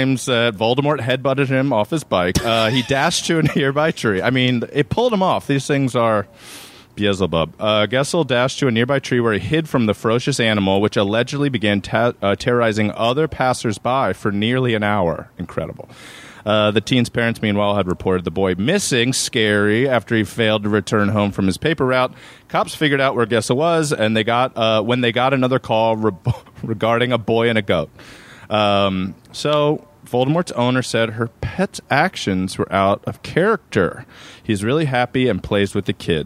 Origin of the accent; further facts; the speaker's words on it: Maryland, United States; I grew up in Maryland